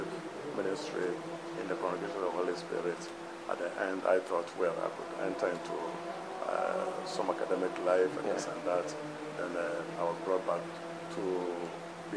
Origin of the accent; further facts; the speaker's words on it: Akonwai, Western Region, Ghana; also born or lived in Gambia / Rome; now in Takoradi, Ghana; I come from Akonwai.